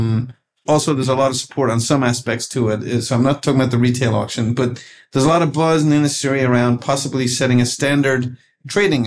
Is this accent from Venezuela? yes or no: no; Ireland; I'm Irish